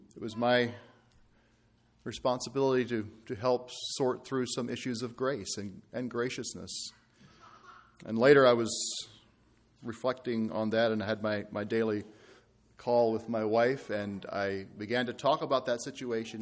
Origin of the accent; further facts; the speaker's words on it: Ireland; I'm from Ireland